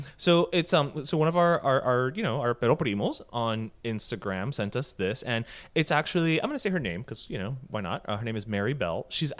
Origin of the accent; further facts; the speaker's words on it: Venezuela; now in Miami, United States; I was born and raised in Venezuela, but would spend the summers with my Cuban abuela in Little Havana and realized I am Miami AF, actually. Sometimes as immigrants, especially now that I have been in Miami for 18 years